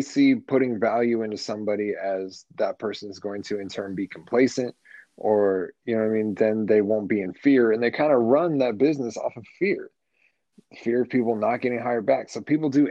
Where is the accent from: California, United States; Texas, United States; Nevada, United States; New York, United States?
Nevada, United States; Las Vegas; also born or lived in Arizona; I've been here since I can remember. Since, like, second or third grade, something like that.